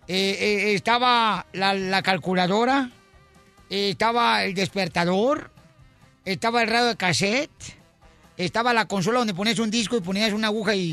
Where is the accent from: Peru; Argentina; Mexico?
Mexico; nosotros los mexicanos